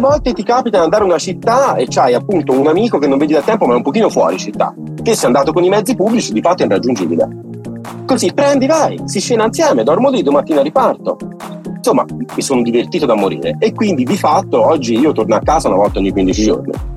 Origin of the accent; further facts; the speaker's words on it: Santa Maria a Monte, Tuscany, Italy; Santa Maria Monte in provincia di Pisa, frazione ah, di Monte ah. Calvole, un paesino piccolino